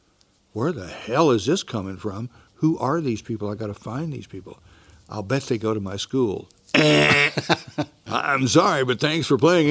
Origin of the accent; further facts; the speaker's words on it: Texas, United States; No, I was born and raised in Texas, but I was all over. My family was all over Texas.